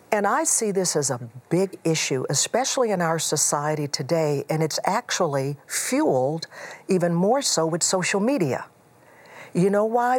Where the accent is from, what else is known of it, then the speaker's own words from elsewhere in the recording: Houston, Texas, United States; moved away; also born or lived in Chicago area; I grew up in Houston.